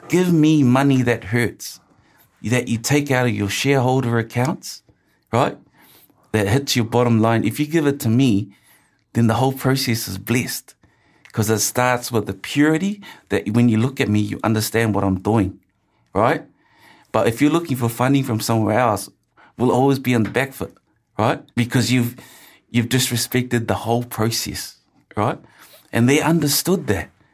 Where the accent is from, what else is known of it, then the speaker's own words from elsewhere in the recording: Auckland, New Zealand; I grew up in Ortara and my favorite show was country calendar